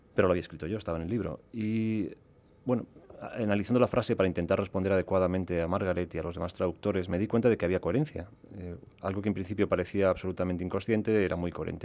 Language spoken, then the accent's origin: Spanish; Olivenza, Extremadura, Spain; Yo soy español, soy ibérico, soy casi portugués porque nací en Olivenza